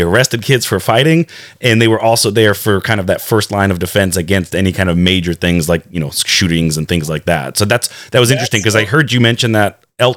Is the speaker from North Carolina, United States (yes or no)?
yes; Wake County, North Carolina, United States; I was born and raised actually here in Wake County, which is, I want to say, one of the largest school systems in North Carolina.